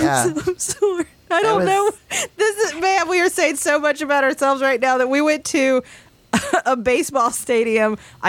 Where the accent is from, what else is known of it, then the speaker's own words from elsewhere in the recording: Appalachia, United States; accent: Appalachian; coming from Appalachia, you all have probably done what I've done, which is try to soften my accent a little, not make it as obvious